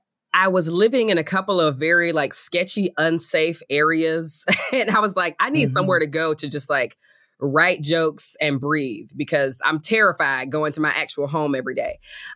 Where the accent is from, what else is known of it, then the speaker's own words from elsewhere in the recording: Athens, Georgia, United States; I was born and raised in Athens, Georgia.